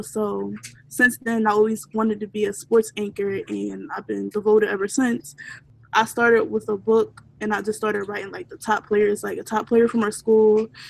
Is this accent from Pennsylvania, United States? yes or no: yes; Philadelphia, Pennsylvania, United States; moved away as an adult; also born or lived in Delaware; I'm from Philly.